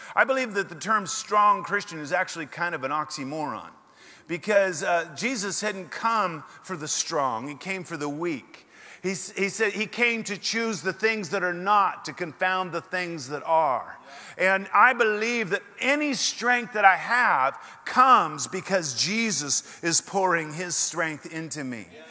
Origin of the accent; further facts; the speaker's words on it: Oregon, United States; moved away as an adult; also born or lived in Portland, Oregon; now in Texas, United States; I'm from Oregon, however, I am a refugee. And uh, I left the burning embers of Portland behind and uh, came down here